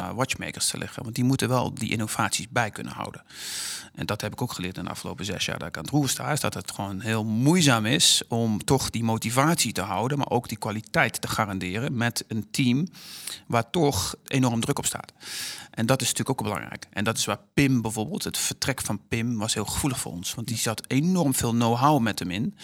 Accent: Netherlands

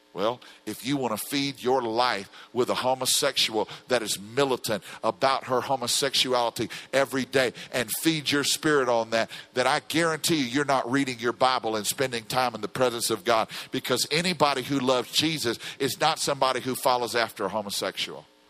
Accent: Louisiana, United States; I come from Louisiana where the oil spill's going on

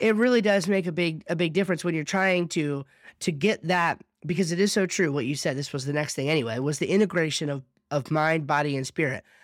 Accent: New Jersey, United States; now in North Carolina, United States; I'm from South Jersey

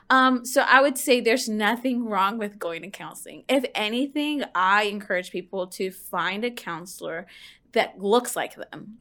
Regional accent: Houston, Texas, United States; also born or lived in Lubbock, Texas; I grew up in Houston

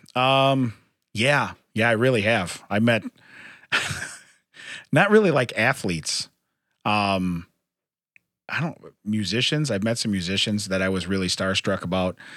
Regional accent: Chicago, Illinois, United States; We're from Chicago.

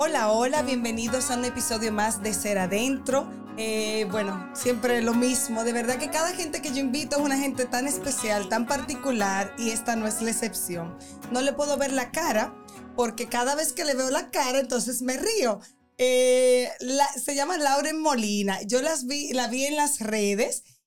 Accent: Dominican Republic; nosotras como mujeres y más como dominicanas

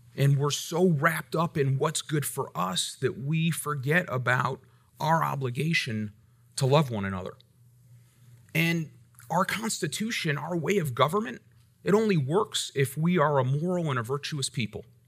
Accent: United States; I'm grateful for my rights as an American.

